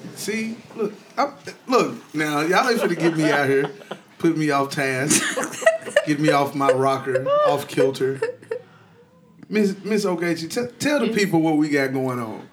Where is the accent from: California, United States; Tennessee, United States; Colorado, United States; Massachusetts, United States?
Tennessee, United States; Ripley; now in Nashville, United States; I'm from Ripley, Tennessee.